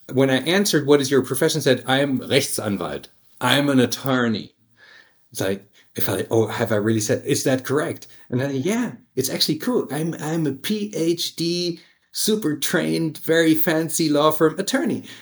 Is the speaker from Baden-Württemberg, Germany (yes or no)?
yes; Stuttgart, Baden-Württemberg, Germany; also born or lived in United States; now in Hamburg, Germany; I grew up in Stuttgart, which is a uh, in, in, the Swabian area